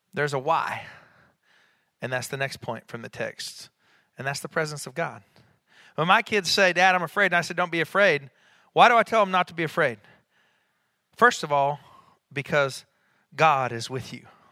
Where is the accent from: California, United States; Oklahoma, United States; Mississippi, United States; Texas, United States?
Oklahoma, United States; Enid; when I was a child growing up in Enid, Oklahoma